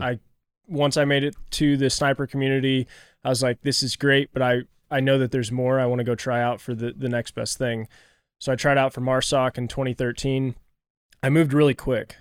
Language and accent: English; Kansas City, Missouri, United States; growing up in Kansas City, just right down the road from you guys